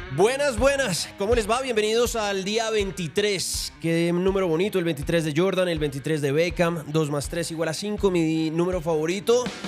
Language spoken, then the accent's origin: Spanish; Colombia; soy colombiano